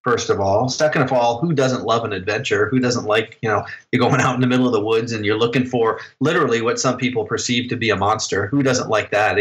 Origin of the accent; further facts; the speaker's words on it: New Jersey, United States; now in Illinois, United States; I grew up in New Jersey